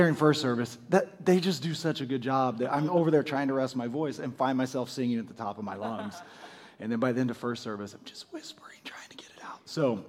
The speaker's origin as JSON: {"language": "English", "country": "United States"}